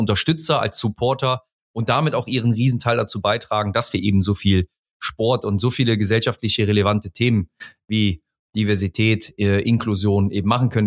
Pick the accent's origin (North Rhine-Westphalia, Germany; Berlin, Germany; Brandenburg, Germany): North Rhine-Westphalia, Germany; Mönchengladbach; moved away; also born or lived in Hamburg; ursprünglich komme ich aus dem Rheinland, aus Mönchengladbach, bin dort auch geboren